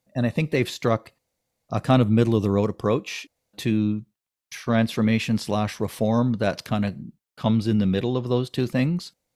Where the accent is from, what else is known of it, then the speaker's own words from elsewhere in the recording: Ontario, Canada; now in British Columbia, Canada; I grew up in Ontario and went to school in Ontario